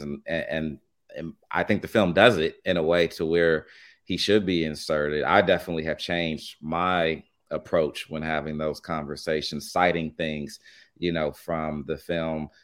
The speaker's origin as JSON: {"language": "English", "town": "Los Angeles", "region": "California", "country": "United States", "tie": "born or raised there", "said": "I'm from Los Angeles, born and raised"}